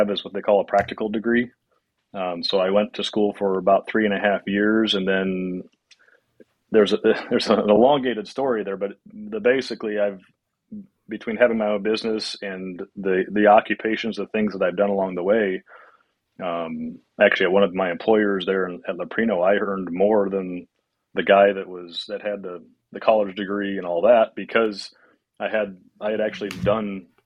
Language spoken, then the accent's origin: English; Indiana, United States; moved away as an adult; also born or lived in Salt Lake City, Utah / Colorado; now in Wisconsin, United States; I grew up in Indiana.